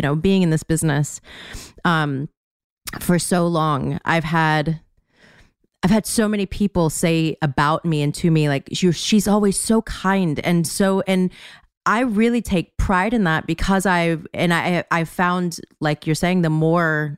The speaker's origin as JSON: {"language": "English", "region": "the South", "country": "United States", "said": "I'm from the South"}